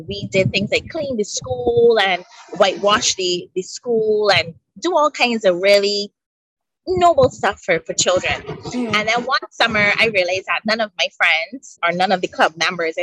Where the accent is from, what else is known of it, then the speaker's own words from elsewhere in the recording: Barbados; I grew up in Barbados, 166 square miles.